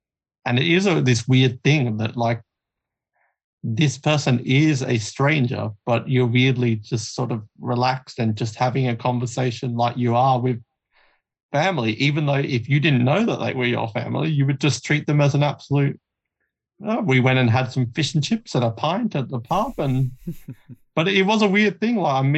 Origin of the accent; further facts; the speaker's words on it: Australia; I'm the only Australian